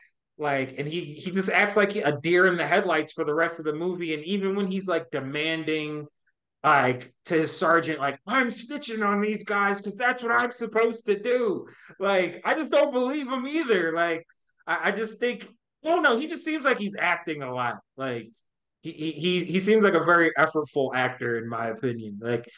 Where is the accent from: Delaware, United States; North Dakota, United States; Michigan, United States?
Michigan, United States; Troy; Like, yeah, I'm from Troy.